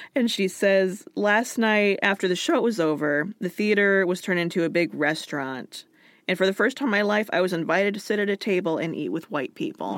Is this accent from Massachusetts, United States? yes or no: no; Alaska, United States; moved away as an adult; also born or lived in Washington; I was from somewhere else. I was from Alaska.